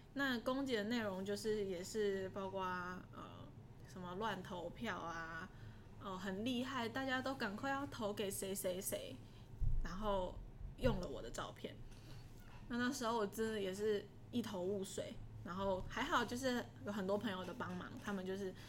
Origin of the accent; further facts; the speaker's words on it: Taiwan; 我从台湾来。